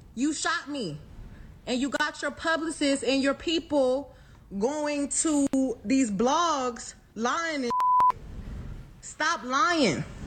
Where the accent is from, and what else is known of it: Houston, Texas, United States